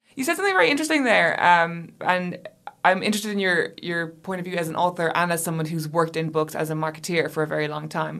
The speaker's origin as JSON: {"language": "English", "country": "Ireland", "moved": "yes", "said": "I had been away from my home country for so long"}